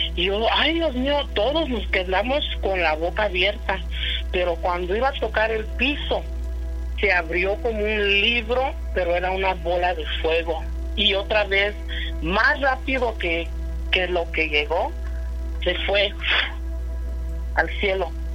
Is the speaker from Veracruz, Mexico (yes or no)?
no; Mexico City, Mexico; somos de Iztapalapa